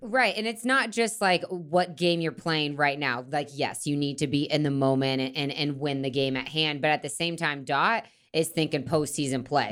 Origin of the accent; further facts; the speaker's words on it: Florida, United States; I'm from Florida